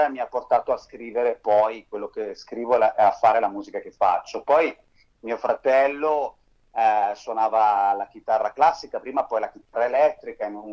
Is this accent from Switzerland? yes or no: yes; Bern, Switzerland; born there; Sì, diciamo che sono nato a Berna in Svizzera interna, mia mamma è spagnola di Madrid, mio papà è del sud Italia, è lucano, sono cresciuto sempre tra frontiera